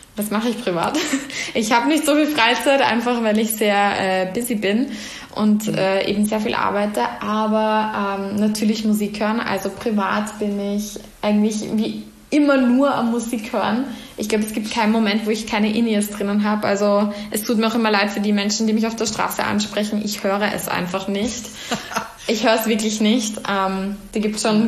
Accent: Vienna, Austria; ich bin gebürtige Wienerin, ähm, habe aber starke Wurzeln eben nach Salzburg ähm, durch meine Familie.

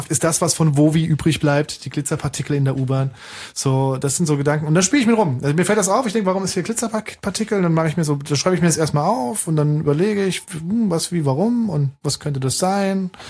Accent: Saarbrücken, Saarland, Germany; moved away as an adult; also born or lived in Nuremberg; now in Berlin, Germany; Nee, ich komme aus dem Saarland, bin Saarbrücker.

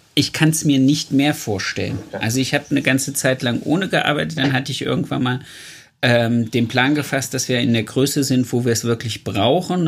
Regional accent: East Germany, Germany; weil ich bin ja im Osten groß geworden

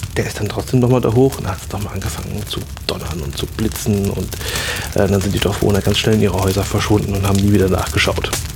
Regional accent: Rhineland-Palatinate, Germany; bei uns in der Pfalz

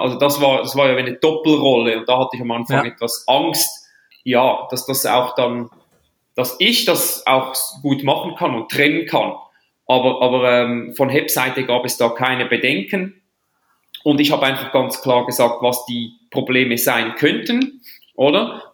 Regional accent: Switzerland; ich als Schweizer

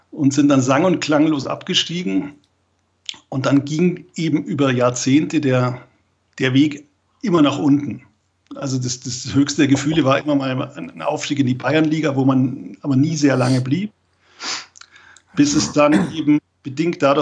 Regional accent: Southern Germany, Germany; Ich komme eigentlich ganz aus dem Süden der Republik.

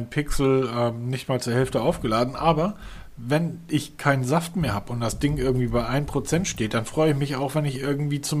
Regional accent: Northern Germany, Germany; Wenn ich als Norddeutscher mich an eine Hecke stelle und dahin pinkel, hat das mehr Druck als diese Powerbank.

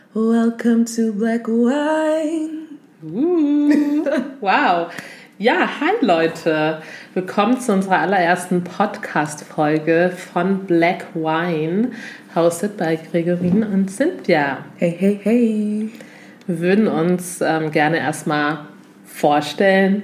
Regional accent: Augsburg, Bavaria, Germany; also born or lived in Lindau; Komme aus Augsburg, bin in Lindau, geboren am Bodensee und mit etwa drei Jahren bereits nach Augsburg gezogen

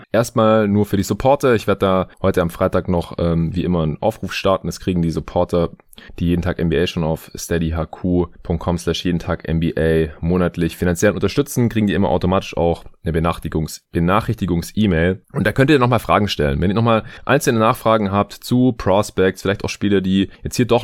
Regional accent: Stuttgart, Baden-Württemberg, Germany; now in Berlin, Germany; ich bin ab Montag drei Wochen ungefähr in meiner alten Heimat in äh, Stuttgart.

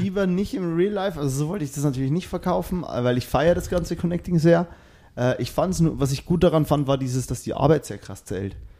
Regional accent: Bavaria, Germany; also born or lived in Cologne; now in Berlin, Germany; Ich bin eigentlich aus Bayern

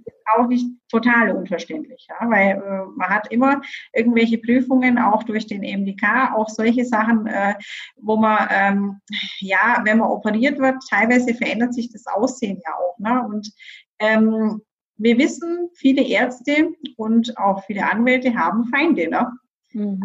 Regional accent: Bavaria, Germany; ich komme ja aus Bayern

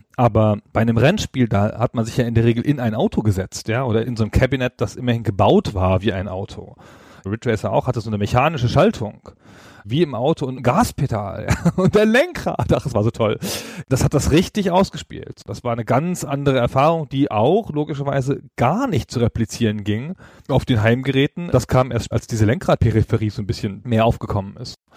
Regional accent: Holzminden, Lower Saxony, Germany; in meiner Heimatstadt in Holzminden, also jedenfalls die Stadt, in der ich Abi gemacht habe

